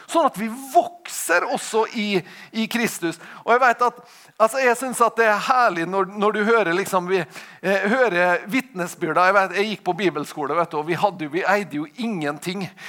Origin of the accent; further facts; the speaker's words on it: Tingvoll, Møre og Romsdal, Norway; jeg kommer fra Tingvoll